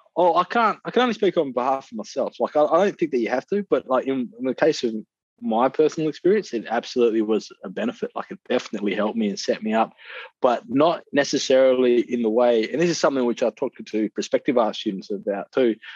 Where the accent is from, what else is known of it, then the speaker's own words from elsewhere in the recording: Perth, Western Australia, Australia; I grew up in Perth